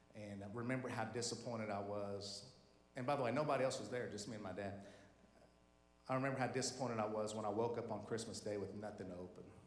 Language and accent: English; Tulsa, Oklahoma, United States; our high school was over there in northwest Tulsa, Oklahoma